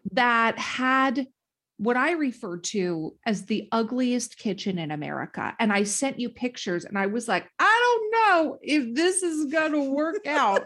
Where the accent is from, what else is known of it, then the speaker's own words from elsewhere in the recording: Duluth, Minnesota, United States; my hometown